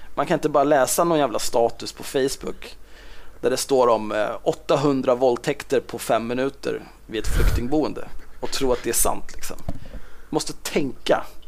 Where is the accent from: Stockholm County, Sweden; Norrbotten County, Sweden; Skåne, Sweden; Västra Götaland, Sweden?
Stockholm County, Sweden; Stockholm; Född och uppvuxen på Södermalm i Stockholm